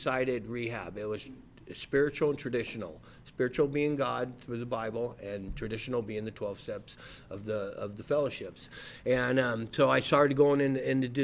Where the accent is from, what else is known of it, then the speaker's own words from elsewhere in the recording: Rubidoux, California, United States; I'm from Rubidoux. I went to Rubidoux High School, Mission Junior High.